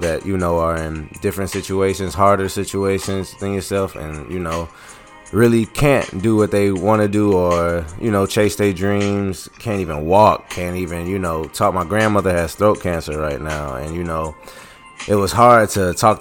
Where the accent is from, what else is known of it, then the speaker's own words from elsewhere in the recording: Philadelphia, Pennsylvania, United States; I'm from Philly